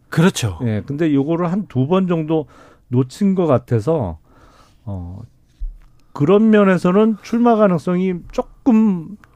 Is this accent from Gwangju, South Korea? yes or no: no; Suwon, Gyeonggi Province, South Korea; 저는 뭐 고향이 수원이라 네. 어 그냥 수원의 아들